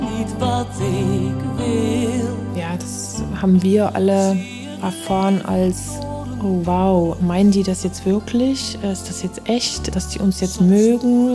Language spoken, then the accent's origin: German; a small village near Leipzig, Saxony, Germany; moved away as an adult; now in Netherlands; Ich lebe seit 23 Jahren in den Niederlanden und ich komme ursprünglich aus Klinger. Das ist ein ganz kleines Örtchen bei Leipzig.